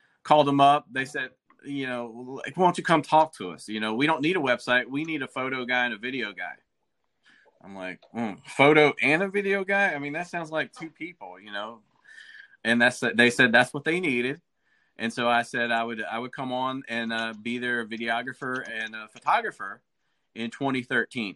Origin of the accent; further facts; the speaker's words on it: Athens, Alabama, United States; moved away; I grew up in Athens, Alabama